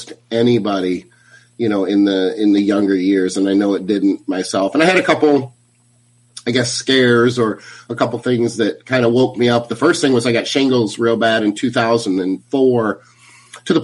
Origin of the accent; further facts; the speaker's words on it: Battle Creek, Michigan, United States; moved away; I'm originally from Michigan, from Battle Creek, Michigan.